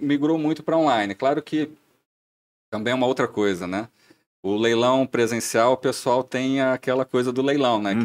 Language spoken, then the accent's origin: Portuguese; interior of São Paulo, Brazil; moved away as an adult; now in Blumenau, Brazil; não sou de Blumenau. Estou a Blumenau já há bastante tempo, aproximadamente 15 anos entre idas e vindas mas eu sou do interior de São Paulo